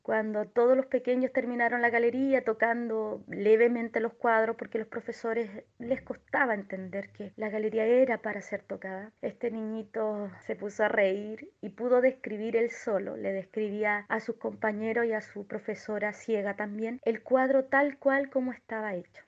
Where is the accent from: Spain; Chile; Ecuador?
Chile; artista plástica inclusiva, soy chilena